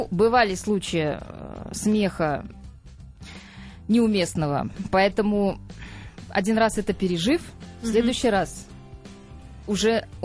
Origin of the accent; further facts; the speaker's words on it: Saratov, Saratov Oblast, Russia; Я тогда, мы с ним жили еще в Саратове, в моем родном городе.